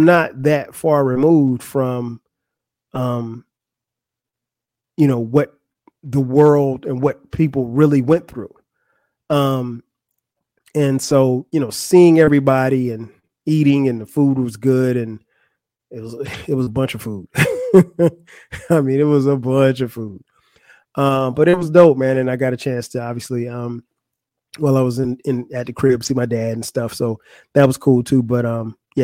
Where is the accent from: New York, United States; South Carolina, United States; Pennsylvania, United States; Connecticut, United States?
South Carolina, United States; Florence; moved away; also born or lived in Atlanta, Georgia; Florence, South Carolina. That's my hometown. That's where I grew up